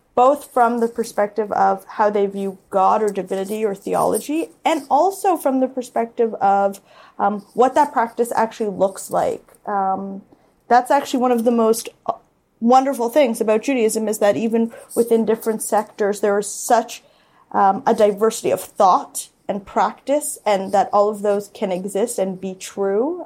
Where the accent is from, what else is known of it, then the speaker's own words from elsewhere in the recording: Toronto, Ontario, Canada; I grew up in Toronto in the Jewish parochial system.